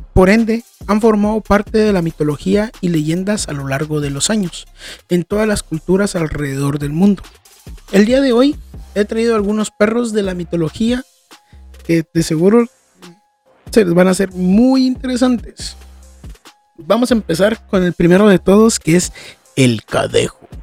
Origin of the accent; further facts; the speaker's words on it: Guatemala; yo vengo de Guatemala